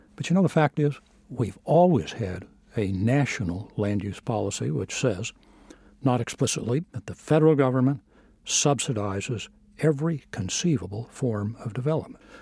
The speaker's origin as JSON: {"language": "English", "region": "Southwest", "country": "United States", "tie": "born or raised there", "moved": "yes", "said": "I grew up out in the Southwest"}